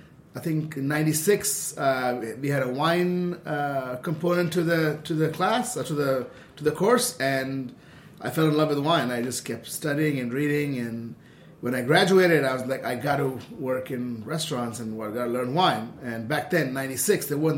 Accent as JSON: {"language": "English", "town": "Kolkata", "region": "West Bengal", "country": "India", "tie": "born or raised there", "also_born_or_lived": "Hyde Park, New York, United States", "moved": "as an adult", "said": "So I grew up in India, in Calcutta."}